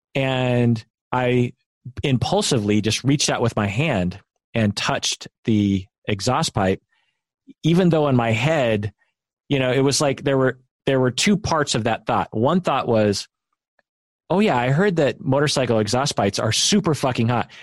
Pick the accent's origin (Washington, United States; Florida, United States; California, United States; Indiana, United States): Washington, United States; Sammamish; sort of a country road, which is where we grew up in Sammamish